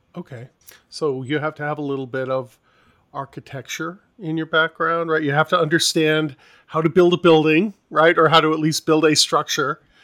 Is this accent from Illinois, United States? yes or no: no; New York City, New York, United States; I grew up in New York City, so I lived in a, uh, an apartment building complex